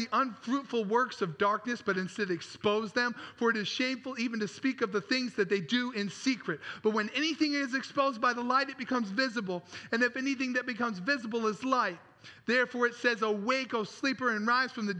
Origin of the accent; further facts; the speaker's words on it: Traverse City, Michigan, United States; I grew up in Traverse City, Michigan